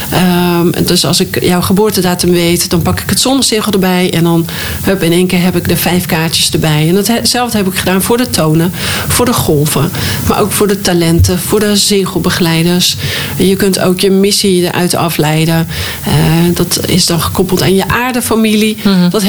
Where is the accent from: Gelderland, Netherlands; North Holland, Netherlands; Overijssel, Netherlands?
North Holland, Netherlands; Hoorn; now in Drenthe, Netherlands; Wij zijn van Noord-Holland, van Horen, verhuisd naar eh, Drenthe. En in eerste instantie wonen we in Drenthe. Dus we hebben, en wij kenden echt niemand daar. We hebben geen roots daar.